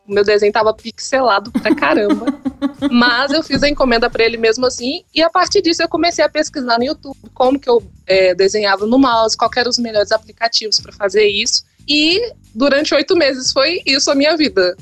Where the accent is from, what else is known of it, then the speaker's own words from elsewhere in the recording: interior of Minas Gerais, Brazil; Eu fui do interior de Minas